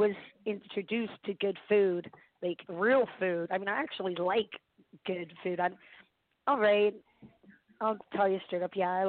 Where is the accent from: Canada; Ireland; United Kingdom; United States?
Ireland; You know? I'm Irish.